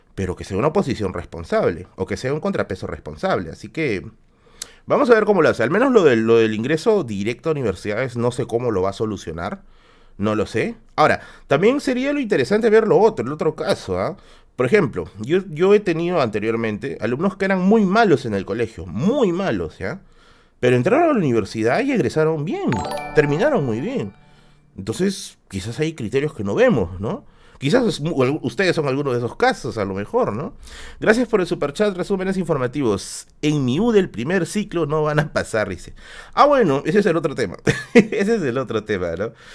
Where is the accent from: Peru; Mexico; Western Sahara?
Peru; Tacna; moved away; yo soy de Tacna, pues. Y aparte siempre que tengo que ir a visitar a mi familia